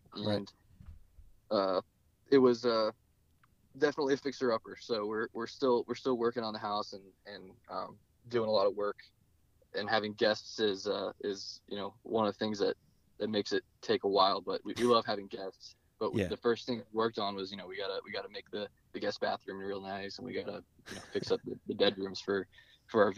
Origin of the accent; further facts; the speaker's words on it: New Jersey, United States; moved away as an adult; now in Hawaii, United States; I grew up surfing in New Jersey